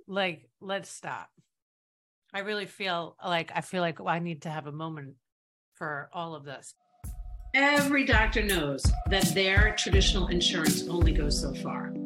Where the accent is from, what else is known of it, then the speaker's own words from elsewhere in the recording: New York, United States; I'm from New York